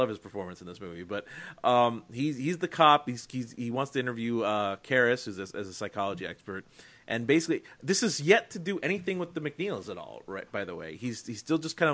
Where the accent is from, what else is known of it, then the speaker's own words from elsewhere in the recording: near Pittsburgh, Pennsylvania, United States; I grew up near Pittsburgh